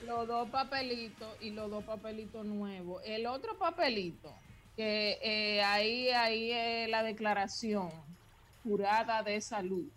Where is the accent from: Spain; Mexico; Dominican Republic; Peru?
Dominican Republic; Yo como dominicana me fui con mi esposo dominicano para España